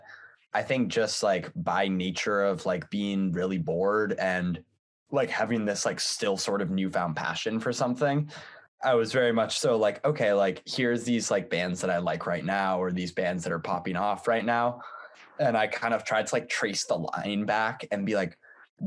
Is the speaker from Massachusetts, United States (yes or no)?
yes; Northampton, Massachusetts, United States; I'm from Northampton, Massachusetts